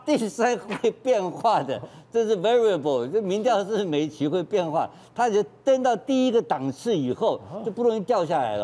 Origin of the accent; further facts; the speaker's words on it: Taiwan; 我们台湾人